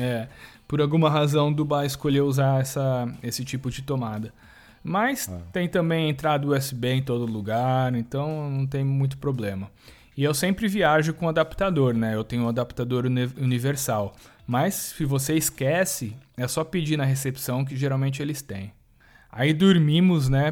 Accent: Brazil; a gente é brasileiro

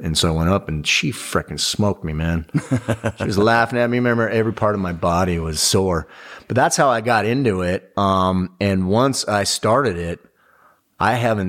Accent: Big Bear Lake, California, United States; also born or lived in Orange County, California; I grew up in Big Bear Lake, but I moved down to Orange County when I was early in my teens. And then I went back up to Big Bear Lake.

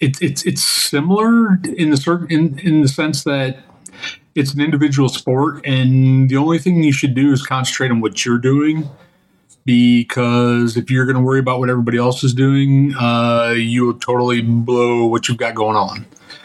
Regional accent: Northern Illinois, United States; moved away as an adult; I used to live up in Northern Illinois most of my life. And then in 2006, I sold my house in Northern Illinois and I moved to Southern Illinois.

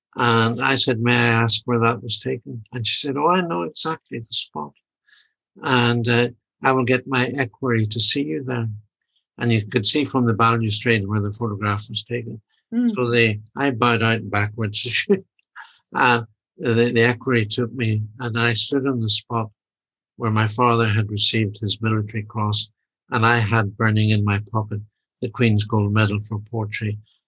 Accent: Ireland; Although I'm Irish, I always cheer for Ireland, and I love it, especially when they beat England.

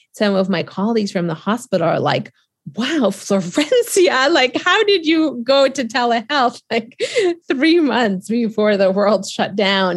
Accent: Boston, Massachusetts, United States; also born or lived in Argentina; I am from Boston. After Argentina, I moved to Boston

